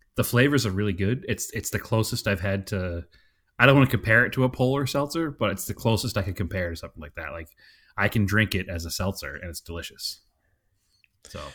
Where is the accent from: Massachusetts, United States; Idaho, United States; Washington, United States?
Massachusetts, United States; Salem; accent: Boston; now in Phoenix, United States; We're from, from Salem.